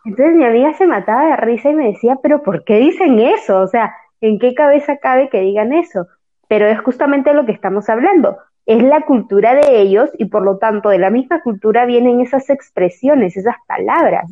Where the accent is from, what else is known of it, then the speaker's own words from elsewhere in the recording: Peru; moved away as an adult; now in Brazil; yo soy de Perú y hice un intercambio en Brasil